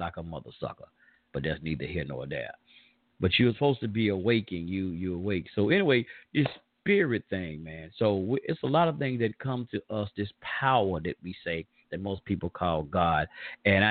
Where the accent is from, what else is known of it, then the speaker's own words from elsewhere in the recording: the South, United States; accent: Southern draw; I'm from the South. We from down here.